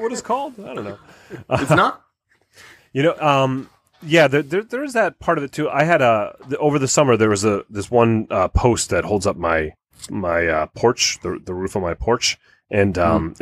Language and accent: English; United States; We're American